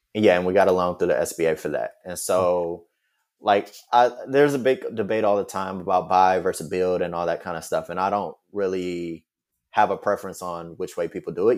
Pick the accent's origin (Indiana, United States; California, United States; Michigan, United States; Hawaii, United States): Michigan, United States; Detroit; moved away as an adult; also born or lived in Washington, D.C. / New York / Paris / Atlanta; now in Los Angeles, United States; I grew up in Detroit. I pretty much lived there my whole childhood.